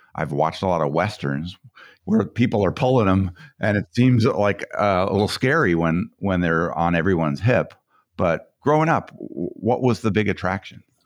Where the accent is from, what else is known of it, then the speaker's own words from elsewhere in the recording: Colorado, United States; I grew up in Colorado